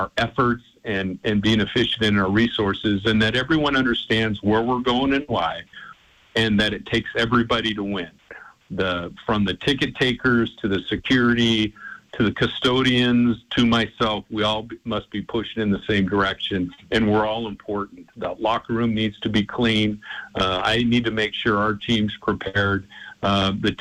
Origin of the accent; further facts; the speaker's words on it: Spokane, Washington, United States; now in Portland, United States; being from the Northwest, my wife's family's from Portland. She was raised in North Seattle, and of course, I'm from Spokane